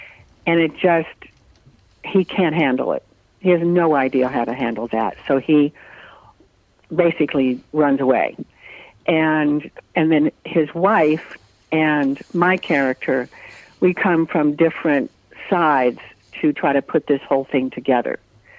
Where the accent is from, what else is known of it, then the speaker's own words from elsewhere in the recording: North Carolina, United States; born there; And I was born in North Carolina, and we lived just all over like that from base to base in that part of the country.